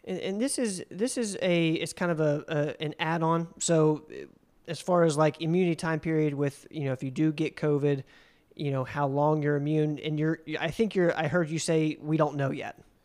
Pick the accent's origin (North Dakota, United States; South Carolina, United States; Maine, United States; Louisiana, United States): South Carolina, United States; Spartanburg; I was born in South Carolina, um, in Spartanburg